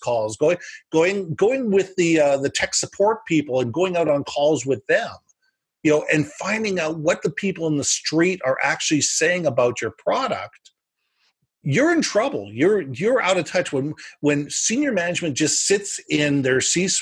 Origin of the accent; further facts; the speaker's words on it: United States; now in Canada; I was born in the U.S. I'm an American citizen.